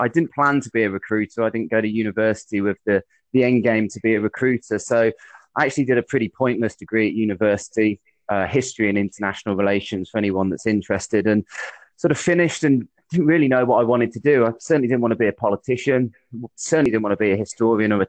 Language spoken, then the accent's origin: English; Midlands, United Kingdom; moved away as an adult; also born or lived in Bristol; originally I'm from the Midlands, which you might be able to pick up from my accent, but I moved down to Bristol for university